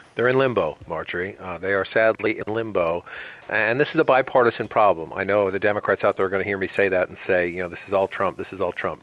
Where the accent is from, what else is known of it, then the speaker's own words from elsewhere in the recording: Boston, Massachusetts, United States; moved away as an adult; now in Washington, D.C., United States; I'm a kid from Dorchester.